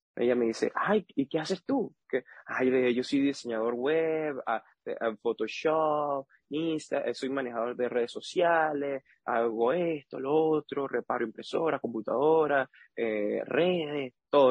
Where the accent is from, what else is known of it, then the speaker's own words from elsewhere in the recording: Boconó, Trujillo, Venezuela; moved away as an adult; also born or lived in Panama; now in Taiwan; soy de Venezuela